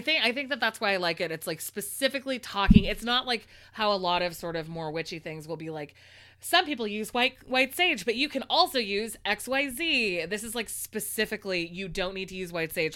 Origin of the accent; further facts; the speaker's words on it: California, United States; I'm a Californian